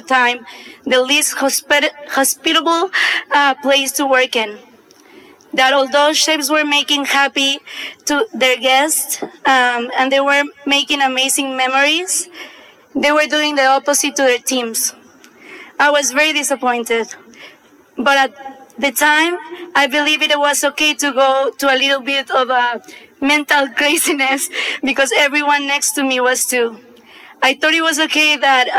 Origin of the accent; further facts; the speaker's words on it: Mexico City, Mexico; I was born in Mexico City.